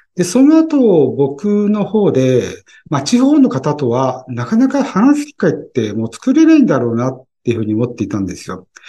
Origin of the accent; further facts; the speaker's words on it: Tokyo, Japan; 東京人だけども